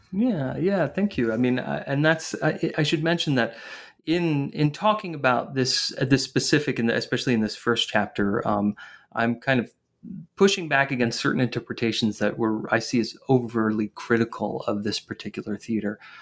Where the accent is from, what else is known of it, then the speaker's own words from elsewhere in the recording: northern New Jersey, United States; I grew up in in northern New Jersey